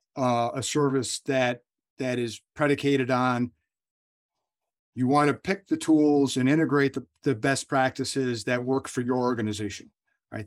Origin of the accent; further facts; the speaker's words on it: United States; I'm born and raised as an American